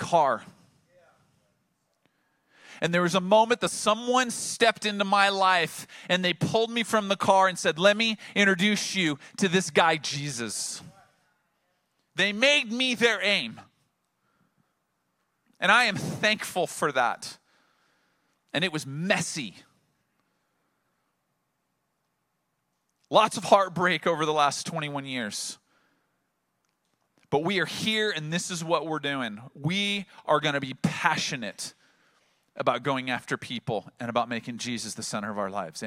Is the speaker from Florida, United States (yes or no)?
no; Oceanside, California, United States; I'm multiple generations from Oceanside, from this region, and there I sat in downtown Oceanside, the place that my grandfather had graduated from high school, and my parents had graduated from high school, and my wife and I had graduated from high school